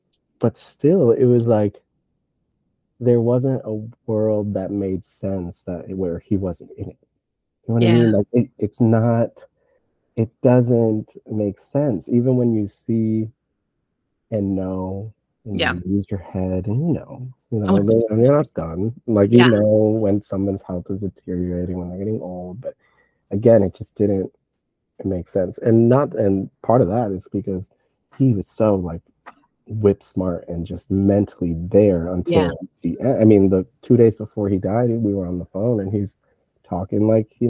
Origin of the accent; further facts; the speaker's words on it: Puerto Rico; They, you know, I'm from Puerto Rico.